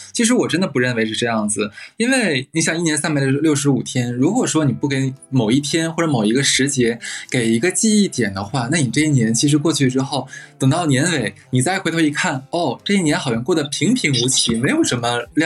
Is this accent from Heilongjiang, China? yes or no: yes; Harbin, Heilongjiang, China; 我的家乡，就是举个例子吧，像哈尔滨，我记得我小的时候，起码是有两个月时间，你能感受到就是春暖花开